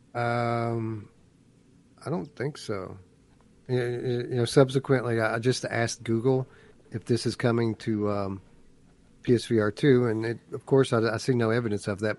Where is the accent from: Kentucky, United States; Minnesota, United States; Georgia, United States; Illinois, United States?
Kentucky, United States; Eastern; I am from Eastern Kentucky